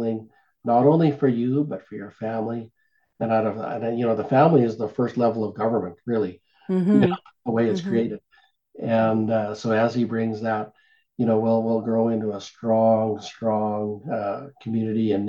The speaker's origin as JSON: {"language": "English", "country": "Canada"}